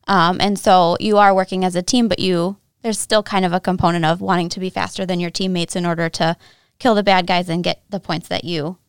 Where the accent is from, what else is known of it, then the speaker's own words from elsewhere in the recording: Michigan, United States; So I grew up in Northern Michigan. I'm a native here, but I went away for several years for school.